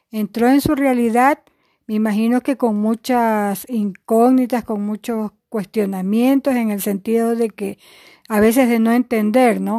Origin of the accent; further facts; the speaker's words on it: Guayaquil, Guayas, Ecuador; contentos de regresar otra vez a Guayaquil, somos de Guayaquil